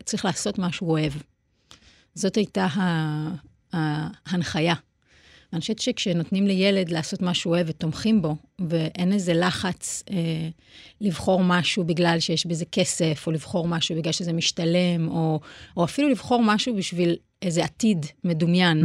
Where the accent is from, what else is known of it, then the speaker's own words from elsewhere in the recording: Petah Tikva, Central District, Israel; ובפתח תקווה זה גם היה מאוד בולט, כי אימא שלי היה מאוד חשוב לה, למשל, שבחגים נלך לבית כנסת